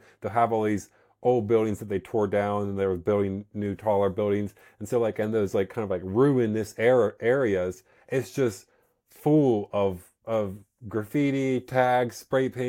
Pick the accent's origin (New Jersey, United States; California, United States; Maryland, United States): Maryland, United States; around here and in my hometown in Maryland